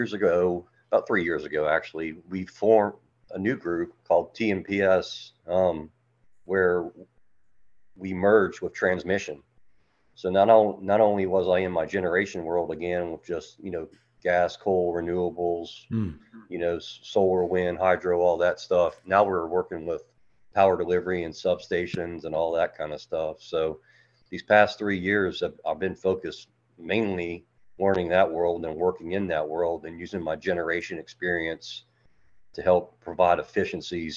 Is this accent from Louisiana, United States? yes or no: yes; Metairie, Louisiana, United States; now in Birmingham, United States; I'm originally from Metairie, Louisiana. So I grew up in Louisiana. I now live in Birmingham, Alabama